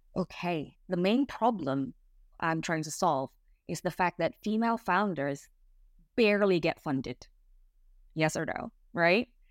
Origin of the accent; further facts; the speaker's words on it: Indonesia; English is a second language; moved away as an adult; now in England, United Kingdom; I'm Indonesian. I moved to England three years ago.